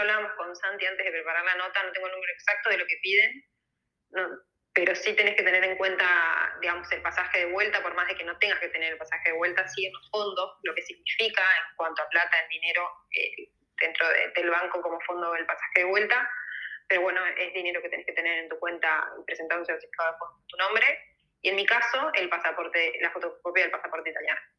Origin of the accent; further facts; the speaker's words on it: Entre Ríos, Argentina; moved away as an adult; now in Spain; soy Entre Ríos